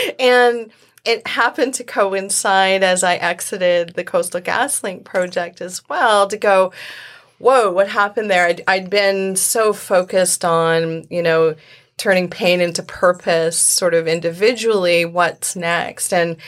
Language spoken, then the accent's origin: English; Indonesia; born there; I was born in Indonesia. I was adopted as a baby.